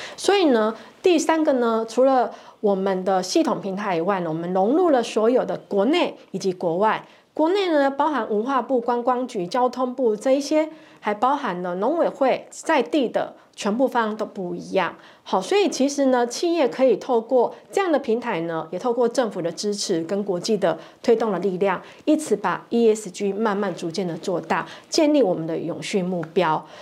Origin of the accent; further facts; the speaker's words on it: Taiwan; 因为我们台湾人常常就是拍 say